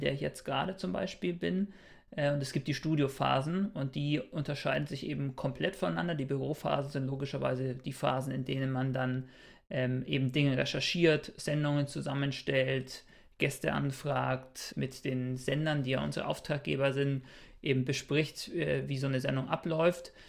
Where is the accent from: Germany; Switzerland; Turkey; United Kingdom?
Germany; Bayreuth, Bavaria; moved away as an adult; now in Cologne, Germany; komme tatsächlich gebürtig auch aus Bayreuth, habe da mein Bachelorstudium gemacht und wohne inzwischen in Köln